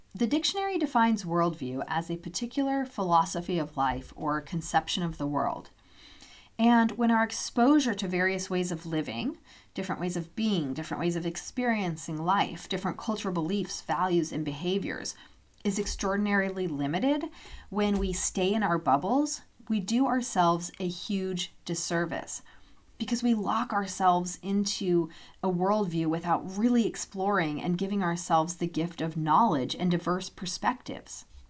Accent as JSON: {"language": "English", "town": "Loomis", "region": "Washington", "country": "United States", "tie": "born or raised there", "moved": "yes", "said": "My hometown's mini post office still has those vintage mailboxes installed to this day."}